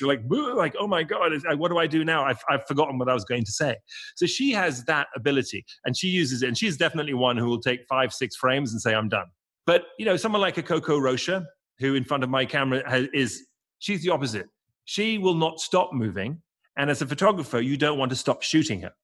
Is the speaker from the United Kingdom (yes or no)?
yes; England, United Kingdom; being English